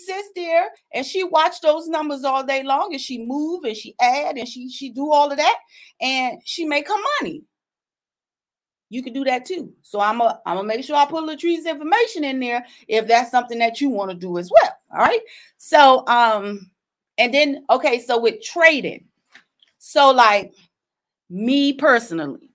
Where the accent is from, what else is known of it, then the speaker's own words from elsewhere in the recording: South Carolina, United States; I'm from South Carolina.